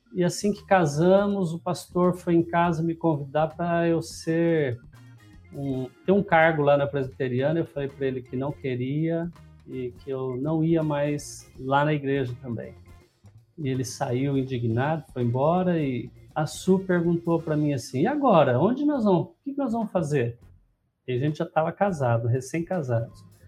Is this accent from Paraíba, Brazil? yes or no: no; Lins, São Paulo, Brazil; also born or lived in Promissão; Nasci numa cidadezinha aqui ao lado de Lins, chama Promissão, mas vim para Lins com um ano de idade. Então, eu praticamente me considero linense.